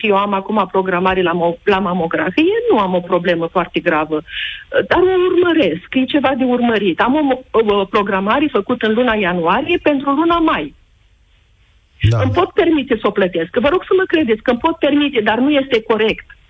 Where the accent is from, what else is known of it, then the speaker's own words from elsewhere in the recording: Iași, Iași County, Romania; suntem din Iași